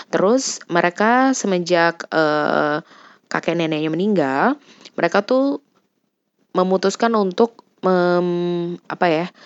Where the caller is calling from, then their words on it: Jakarta, Indonesia; aku dari Jakarta